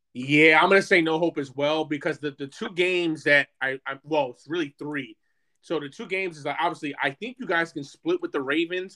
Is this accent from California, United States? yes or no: no; New York, United States; growing up in New York